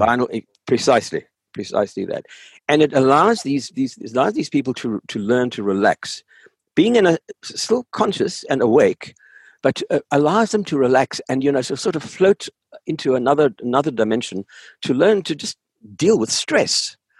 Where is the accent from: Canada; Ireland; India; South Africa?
South Africa; moved away as an adult; I grew up in South Africa. I grew up in the apartheid society in South Africa. I had my education there. Oh, right up until uh, um, the end of my high school days, I lived in South Africa.